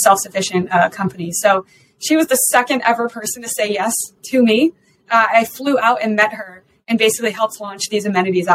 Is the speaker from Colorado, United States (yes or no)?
yes; Colorado, United States; I'm also from Colorado, a local female founder